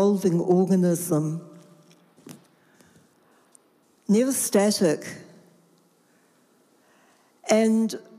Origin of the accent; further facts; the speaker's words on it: Rotorua, Bay of Plenty, New Zealand; I grew up in Rotorua.